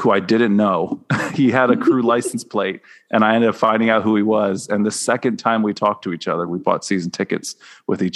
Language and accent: English; Northeast Ohio, United States; I grew up in Northeast Ohio.